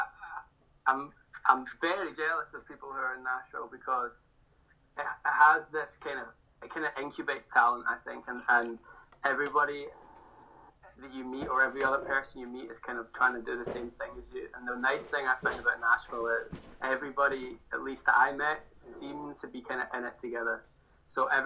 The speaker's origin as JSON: {"language": "English", "town": "Glasgow", "region": "Scotland", "country": "United Kingdom", "said": "I am from Glasgow in Scotland. I'm a musician based in Glasgow"}